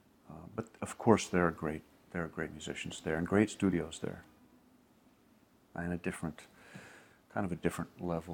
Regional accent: New York, United States; It's not really my place. I'm a New Yorker, and I was just saying something.

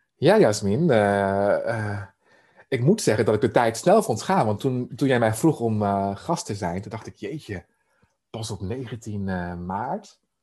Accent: Emmeloord, Flevoland, Netherlands; Ik ben opgegroeid in Emmeloord, de Noordoostpolder

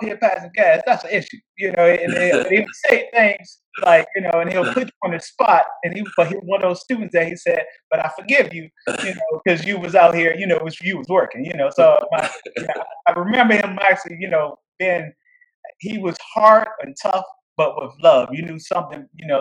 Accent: Washington, District of Columbia, United States; also born or lived in Alexandria, Virginia; I grew up in Washington, D.C.

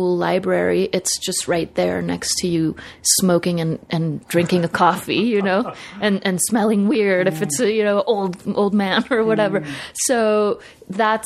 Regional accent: Mexico City, Mexico; English is a second language; also born or lived in New York / Los Angeles; I grew up in Coyoacán, which is in the south part of the city

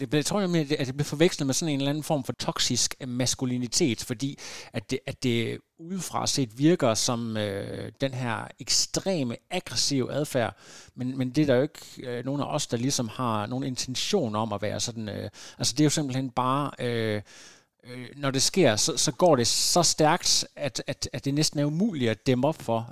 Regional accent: Lem, Central Denmark Region, Denmark; som barn på Lem Stationsskole øh, i, i det mørke Vestjylland

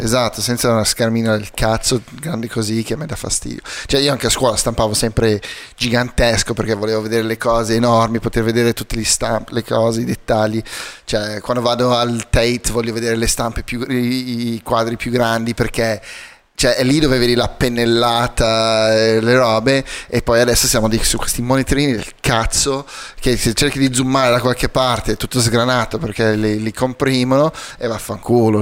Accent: South Africa; moved away; crescendo in Sudafrica

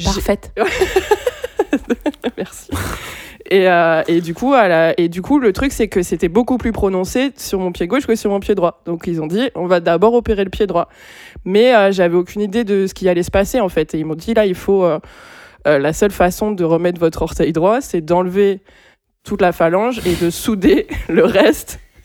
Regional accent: Bordeaux, Nouvelle-Aquitaine, France; also born or lived in Pessac; parce qu'on vient de Bordeaux

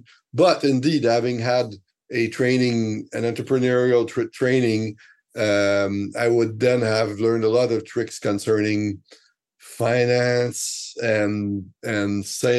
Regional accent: Canada; first language French; English is a second language; I accepted one very great job, best magazine in French in Canada. It's my mother tongue.

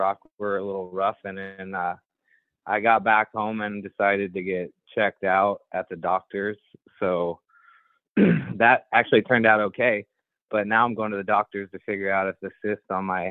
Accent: Illinois, United States; I'm from Illinois

